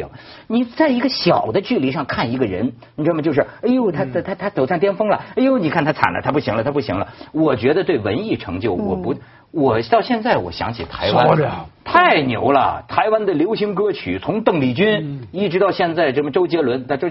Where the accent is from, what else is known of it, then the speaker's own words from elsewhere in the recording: China; 也就是说，我觉得就是你大陆，我作为大陆人，我可以这么讲，你也甭嘚瑟